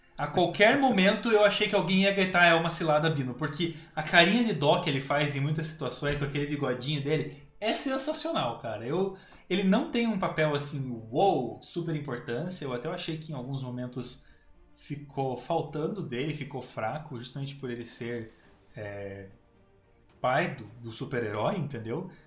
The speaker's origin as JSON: {"language": "Portuguese", "country": "Brazil", "said": "como brasileiro"}